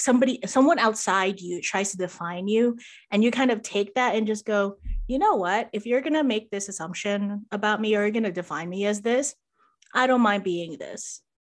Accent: Philippines; there's so many whitening products, like, growing up in the Philippines.

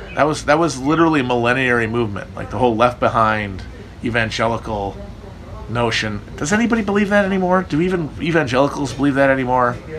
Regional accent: Wisconsin, United States; moved away; Northern Wisconsin, my, my, my home state, is very pretty

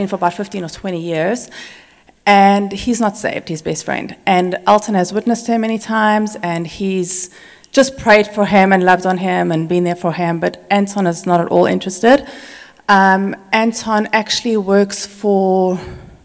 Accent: South Africa; moved away; somebody that we grew up with in South Africa

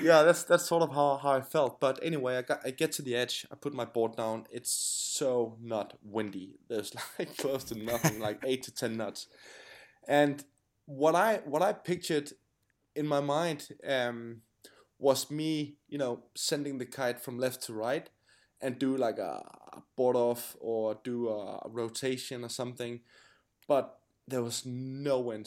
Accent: Denmark; I'm from Denmark, I'm Danish

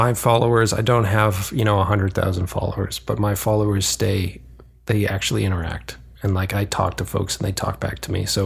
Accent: East Coast, United States; moved away; I'm literally from the East Coast

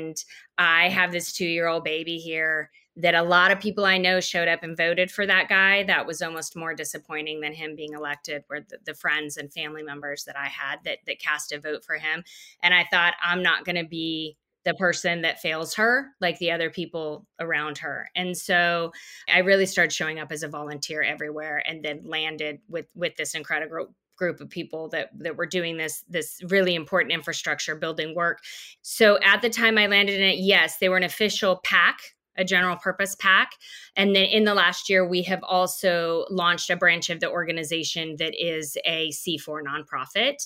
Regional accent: Wyoming, United States; moved away as an adult; also born or lived in South Dakota / Chico, California; now in Austin, United States; I grew up in Wyoming, right? Deep in Republican country

